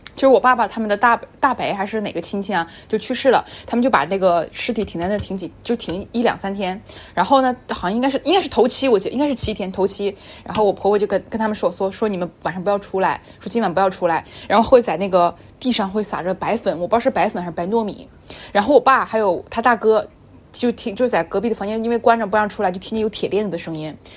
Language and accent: Chinese; Northeast China, China; accent: Northeastern Mandarin; 就我们东北话讲囊腑了